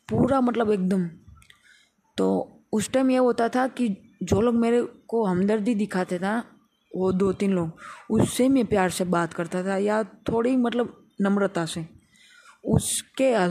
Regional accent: Rajkot, Gujarat, India; मैं राजकोट गुजरात से बिलोंग करता हूँ

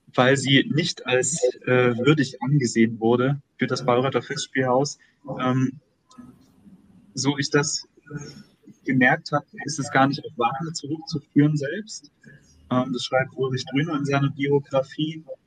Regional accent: Dresden region, Saxony, Germany; also born or lived in Weimar; ich bin hier in der Region Dresden aufgewachsen, äh, geboren und habe mein Abitur gemacht

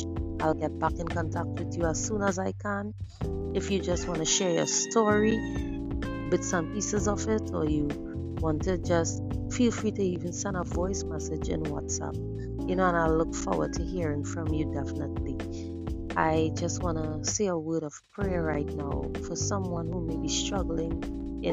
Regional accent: Trinidad & Tobago; I'm from the Caribbean island of Trinidad and Tobago

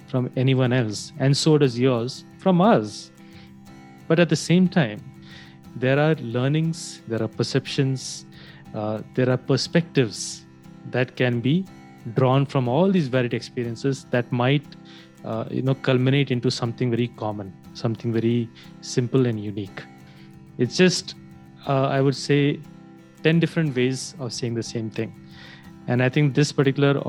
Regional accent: India; as an Indian

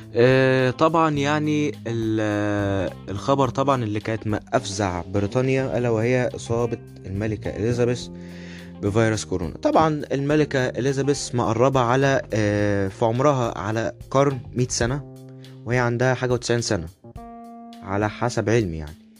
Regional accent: Egypt; عندنا في مصر

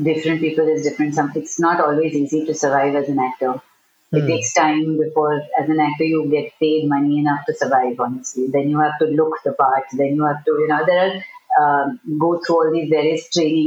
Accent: Pune, Maharashtra, India; I grew up in Pune

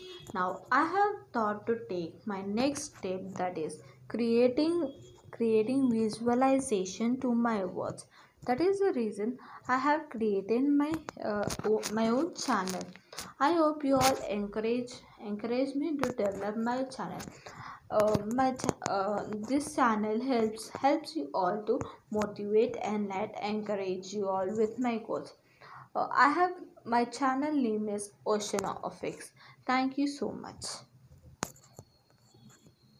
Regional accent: Hyderabad, Telangana, India; I am from Hyderabad.

